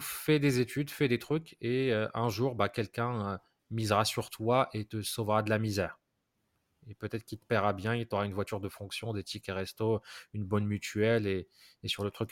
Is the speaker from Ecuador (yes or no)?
no; Morocco; now in France; j'ai grandi au Maroc